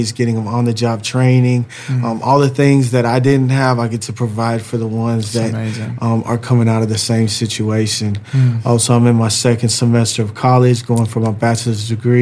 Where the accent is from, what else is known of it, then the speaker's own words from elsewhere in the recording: St. Paul, Minnesota, United States; I was born in St. Paul, Minnesota.